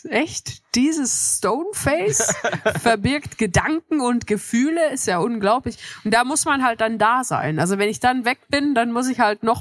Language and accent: German; Switzerland; Ich komme aus der Schweiz